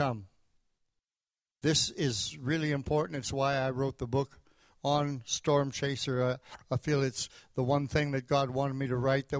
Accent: Canada; moved away as an adult; also born or lived in Tulsa; I came down from Canada to Tulsa, Oklahoma in 1968 to go to Oral Roberts University.

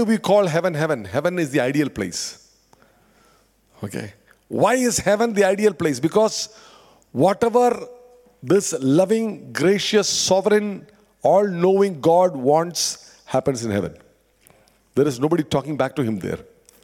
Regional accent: India; moved away as an adult; I come from India, pretty obvious looking at me

